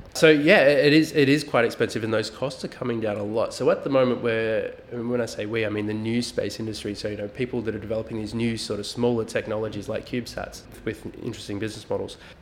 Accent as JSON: {"language": "English", "town": "Melbourne", "region": "Victoria", "country": "Australia", "said": "we are from Melbourne"}